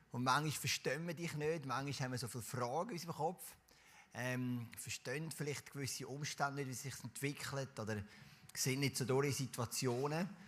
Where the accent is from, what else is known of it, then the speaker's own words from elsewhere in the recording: Zurich, Switzerland; in dieser Kille, wo ich aufgewachsen bin, sind wir oft am Sonntag nach dem Gottesdienst, sind so 15, 20 junge Leute, wir hatten eine grosse Jugendgruppe, gehabt, sind wir zusammen essen und nachher sind wir shooten. In Knonau, Säule am Kanton Zürich